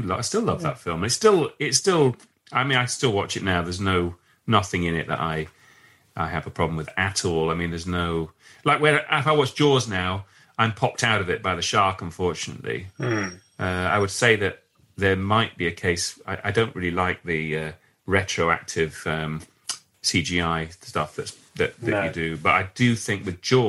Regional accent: Leeds, Yorkshire and the Humber, United Kingdom; now in London, United Kingdom; In Leeds, where I grew up in Leeds

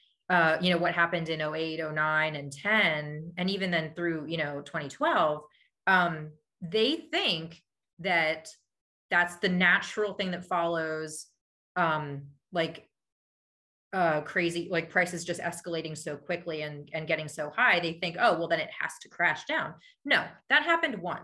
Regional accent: Lititz, Pennsylvania, United States; now in Lancaster, United States; I grew up in Lititz, Pennsylvania

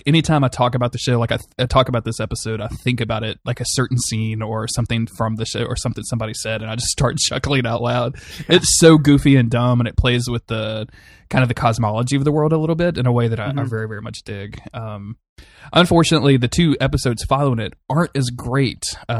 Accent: Northeast, United States; accent: Northeastern; I'm going back in and dubbing my Northeastern accent on top of this because I can do accents.

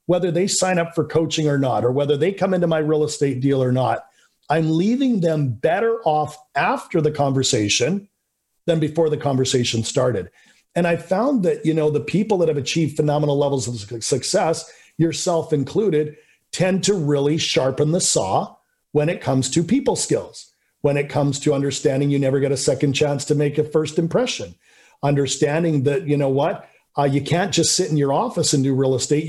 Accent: Canada; I'm just a guy from Canada, you know, grew up middle class

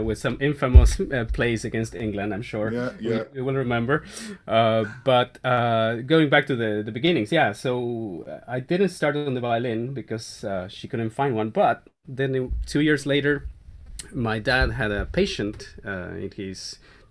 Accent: Mar del Plata, Buenos Aires Province, Argentina; growing up in Mar del Plata, Argentina

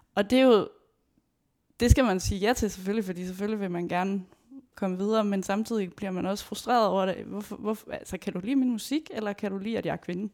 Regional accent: Aarhus, Central Denmark Region, Denmark; jeg kommer fra Aarhus

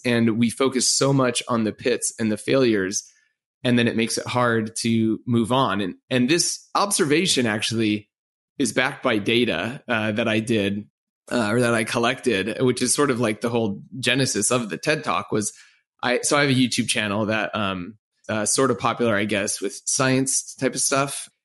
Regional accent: Orange County, California, United States; moved away; I grew up in Orange County on the West Coast

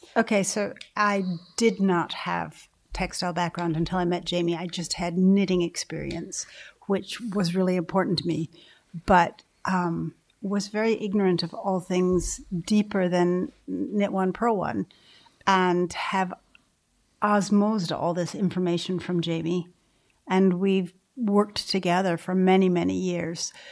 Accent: Midwest, United States; moved away as an adult; now in Ireland; growing up in the Midwest of the States

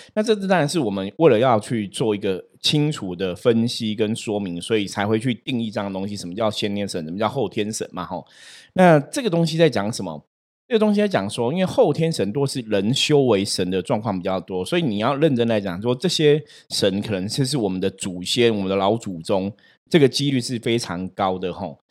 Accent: Taipei, Taiwan; 我们在士林哦，我以前读书学校旁边就有个大树公

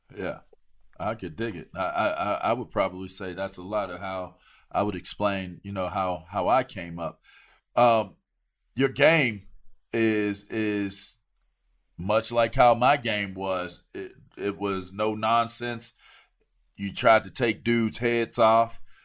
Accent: East Coast, United States; I'm from the East Coast

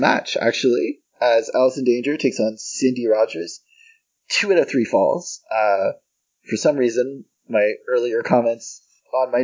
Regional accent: Canada; as a Canadian

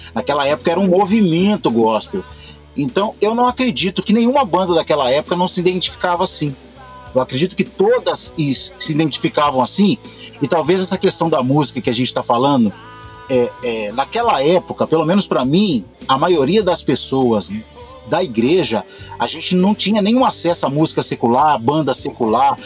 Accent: Belo Horizonte, Minas Gerais, Brazil; sou de Belo Horizonte

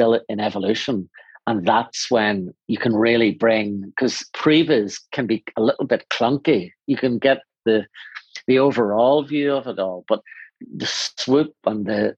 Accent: Northern Ireland, United Kingdom; I come from Northern Ireland

